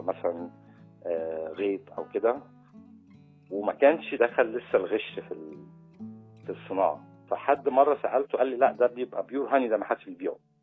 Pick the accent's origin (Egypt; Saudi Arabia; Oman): Egypt; اتربيت في الريف